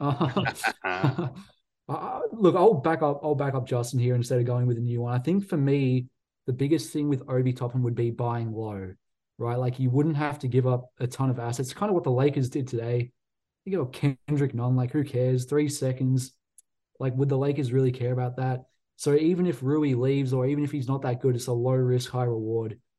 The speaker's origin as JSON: {"language": "English", "country": "Australia", "said": "I'm biased as an Aussie"}